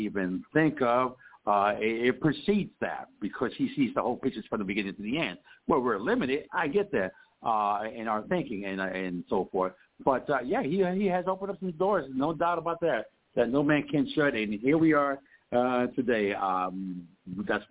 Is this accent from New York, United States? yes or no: yes; New York City, New York, United States; also born or lived in Puerto Rico / Connecticut / Arizona; now in Los Angeles, United States; I'm originally from Puerto Rico, but and then raised in the Bronx, New York